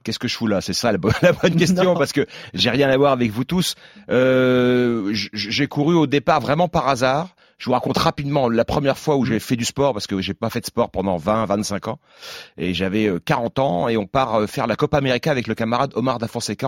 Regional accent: Alençon, Normandy, France; je suis originaire d'Alençon

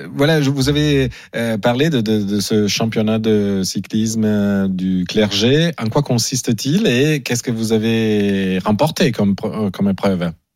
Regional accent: Italy; moved away; je suis italien

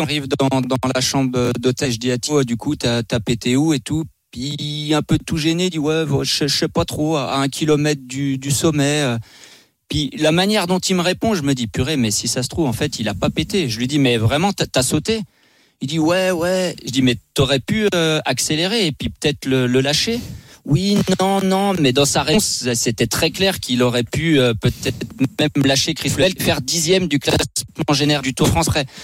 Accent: La Roche-sur-Foron, Auvergne-Rhône-Alpes, France; also born or lived in Annemasse; je suis né à Elmas euh, et grandi à, La Roche-sur-Foron

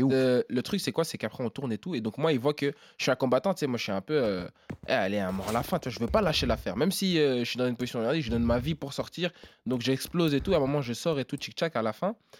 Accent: Namur, Wallonia, Belgium; je suis belge

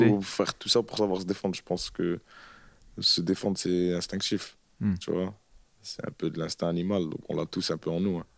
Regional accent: Roubaix, Hauts-de-France, France; Parce que moi, je viens du Nouveau-Roubaix, c'est à la limite d'une ville qui s'appelle M, tu vois.

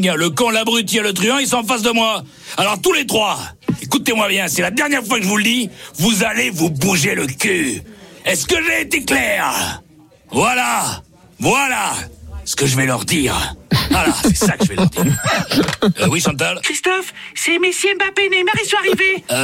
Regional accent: Marseille, Provence-Alpes-Côte d'Azur, France; vous, croyez, que je viens d'où moi Moi je viens de Marseille, gros. Moi je suis Marseillais, moi.

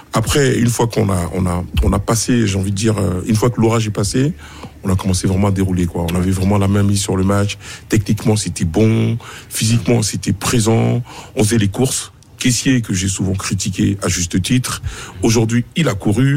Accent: Côte d’Ivoire; en tant qu'Ivoirien

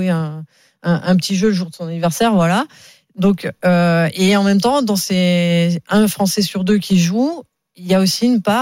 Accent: Grand Est, France; born there; now in Paris, France; Je suis né en Lorraine sur les terres de Michel Platini.

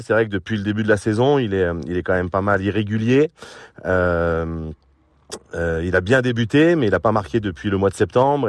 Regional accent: Lyon, Auvergne-Rhône-Alpes, France; je suis pur Lyonnais, formé au centre de formation et j'ai eu la chance de jouer à l'OL

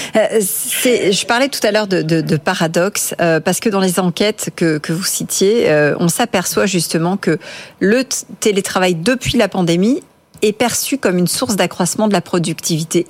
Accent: France; chez nous en France

